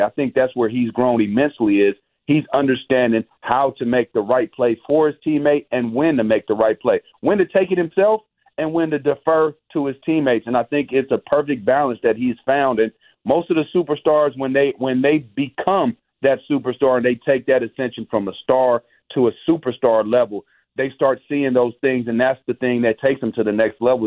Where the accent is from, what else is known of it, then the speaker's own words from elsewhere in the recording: Bay Area, California, United States; I'm from the Bay Area